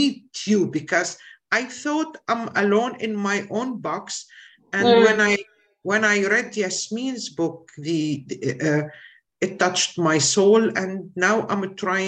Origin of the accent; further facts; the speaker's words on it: Syria; moved away as an adult; now in Germany; I'm from Syria, by the way, and now I'm a refugee in Germany.